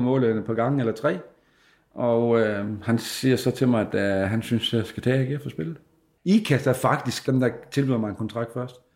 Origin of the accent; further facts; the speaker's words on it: Sæby, North Denmark Region, Denmark; jeg er jo fra Sæbe, og øh, kom ind som øh, junior spiller her til Frederikshavn